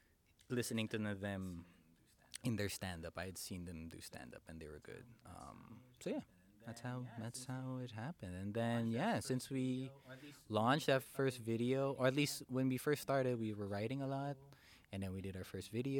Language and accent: English; Philippines; moved away; I'm Filipino